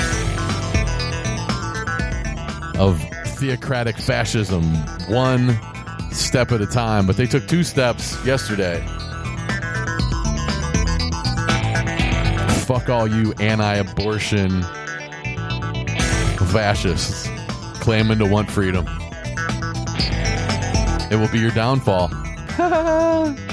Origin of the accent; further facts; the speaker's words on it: Ohio, United States; moved away; my home state of Ohio